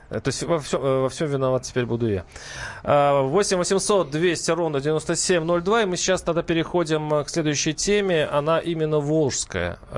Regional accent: Volgograd, Volgograd Oblast, Russia; Волгоград. А, Мой родной город, где я родился и рос.

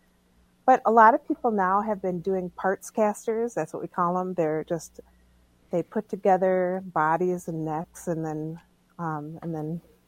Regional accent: White Earth, Minnesota, United States; I'm from White Earth

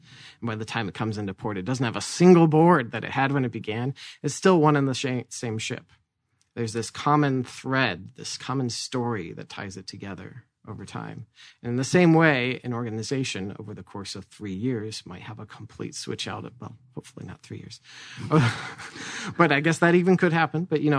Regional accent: Tucson, Arizona, United States; born there; Well, hey, I was born in Tucson.

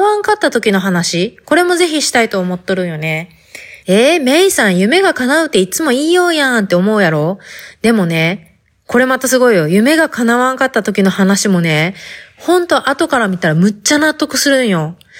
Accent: Fukuoka, Japan; accent: Hakata dialect; first language Hakata dialect; moved away as an adult; now in United States; 博多弁で話してみたけど、初めてやったけん、ちょっとなんか変な感じがして、滑らかに話せてない感じがあるけど、ね、母国語なのにね

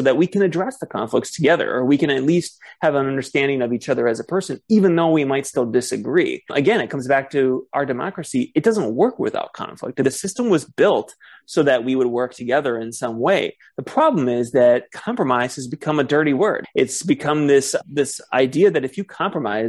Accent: Ann Arbor, Michigan, United States; Ann Arbor, the area I grew up in Michigan

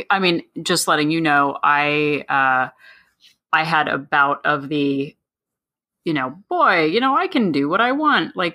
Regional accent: New Jersey, United States; We're, we're from New Jersey.

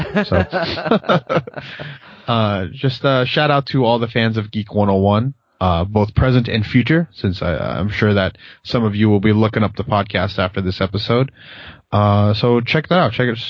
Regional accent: Philippines; I'm a Filipino guy, and, you know, of course that's a minority

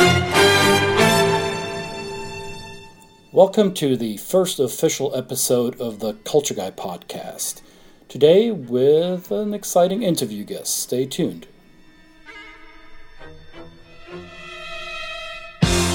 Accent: Germany; moved away; I'm originally from Germany

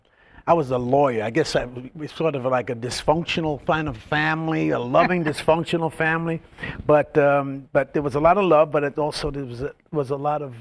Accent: New York, United States; growing up in New York, and characters in my family, and in fact, I'm from West Indian and Puerto Rican descent

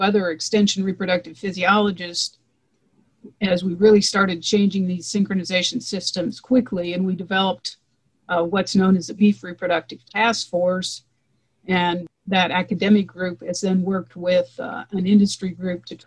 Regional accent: Eastern Nebraska, United States; I grew up in Eastern Nebraska

